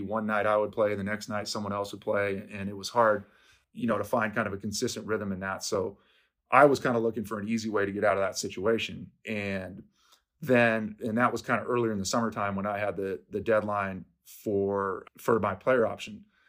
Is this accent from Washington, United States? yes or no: yes; Seattle, Washington, United States; I'm from Seattle. I grew up here.